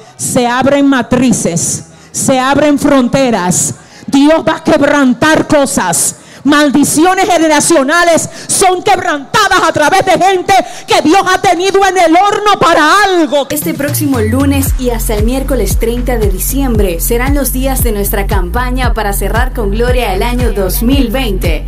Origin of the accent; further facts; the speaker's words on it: Cibao, Dominican Republic; yo soy cibaeña